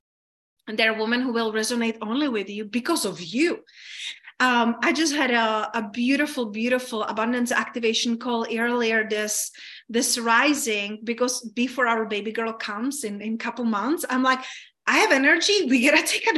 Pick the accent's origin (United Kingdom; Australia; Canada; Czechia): Czechia; moved away; I grew up in Czech Republic